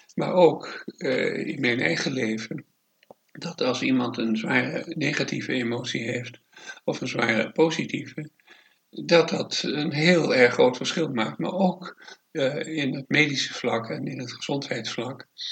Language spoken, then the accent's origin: Dutch; Amsterdam, North Holland, Netherlands; now in Het Gooi, Netherlands; ik ben in Amsterdam geboren, daar eh, het, eh, van lagere school, middelbare school